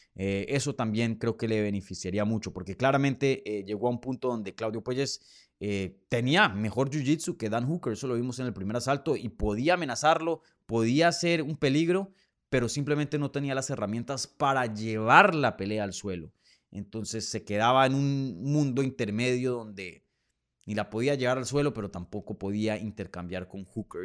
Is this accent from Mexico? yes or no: no; Colombia; desde mi tierra. Saludos desde Bogotá, Colombia